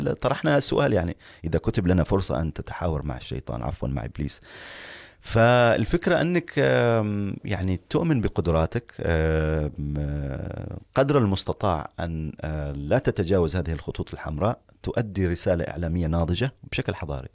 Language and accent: Arabic; Oman; نحن أبناء عمان